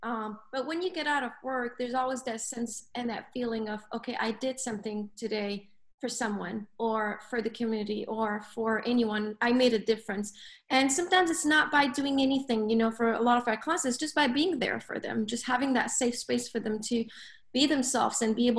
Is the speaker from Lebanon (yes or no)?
yes; Lebanon; also born or lived in Africa; So I grew up in Africa, right? I'm Lebanese, but I grew up in Africa for probably, I would say, anywhere between 12 to 14 years, if I remember.